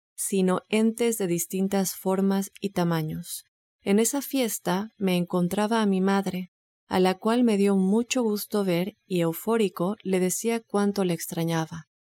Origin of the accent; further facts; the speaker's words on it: Mérida, Yucatán, Mexico; Mi bello Mérida, Joel, mi ciudad